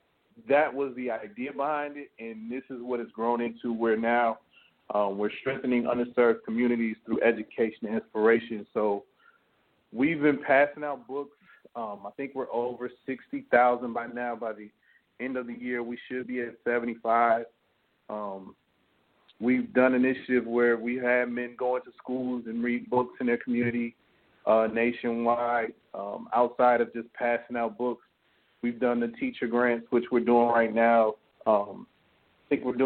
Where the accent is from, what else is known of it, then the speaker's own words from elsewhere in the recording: Leighton, Alabama, United States; I've been passing out books in my hometown of Leeton, Alabama for over, like I said, maybe about 10 years now.